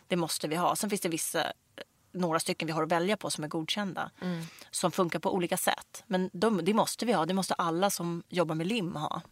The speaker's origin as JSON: {"language": "Swedish", "town": "Stockholm", "region": "Stockholm County", "country": "Sweden", "said": "jag kommer liksom från Rinkeby-Kista och hade ingen egentligen ekonomisk backup i det här."}